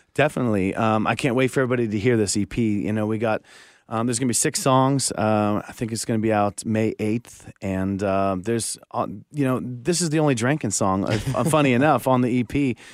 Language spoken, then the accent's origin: English; Pembroke, Ontario, Canada; moved away as an adult; now in Nashville, United States; we moved away from, uh, my hometown of Pembroke, Ontario in oh six